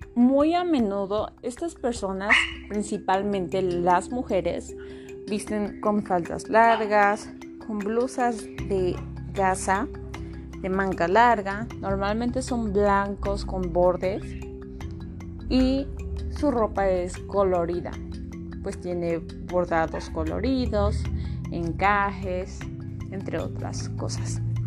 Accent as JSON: {"language": "Spanish", "country": "Mexico", "said": "somos mexicanos"}